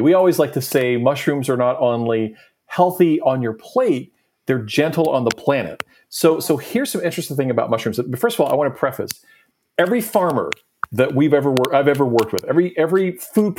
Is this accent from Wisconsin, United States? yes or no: no; Nashville, Tennessee, United States; I'm originally from Nashville